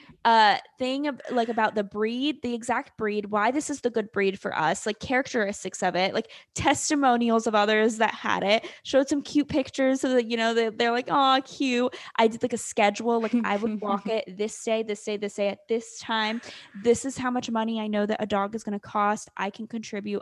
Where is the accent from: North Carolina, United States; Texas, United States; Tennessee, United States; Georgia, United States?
North Carolina, United States; I am from North Carolina